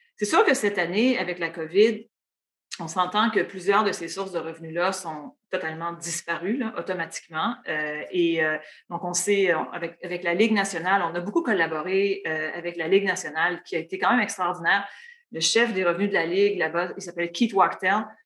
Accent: Matane, Quebec, Canada; moved away as an adult; also born or lived in Ottawa; je suis née à Matane. Euh, mes parents y habitent toujours d'ailleurs. Euh, et puis, euh, donc, c'est vraiment là que je suis née. J'ai grandi. J'ai fait mon primaire, mon secondaire là-bas.

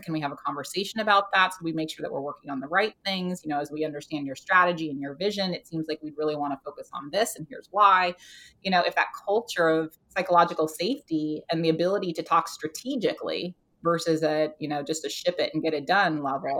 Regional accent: United States; now in United Kingdom; I am an American living in the UK

